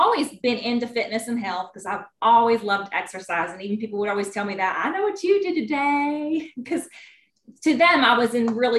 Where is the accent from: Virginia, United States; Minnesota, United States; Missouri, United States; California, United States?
Virginia, United States; also born or lived in Natural Bridge, Virginia; I'm from Virginia. I actually live in Natural Bridge, Virginia. It's very, very beautiful here.